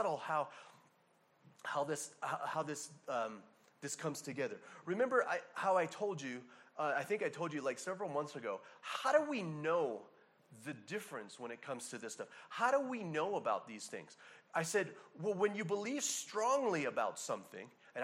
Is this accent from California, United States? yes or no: no; Hawaii, United States; a person born and raised in Hawaii